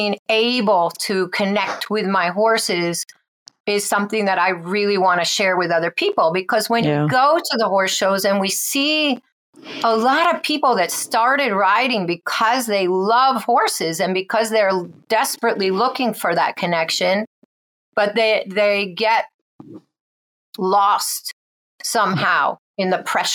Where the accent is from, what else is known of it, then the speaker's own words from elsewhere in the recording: New England, United States; I grew up in New England